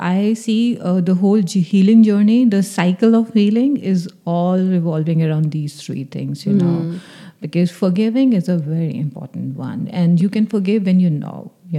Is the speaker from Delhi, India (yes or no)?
yes; Delhi, India; Well, fitting in was always a thing for me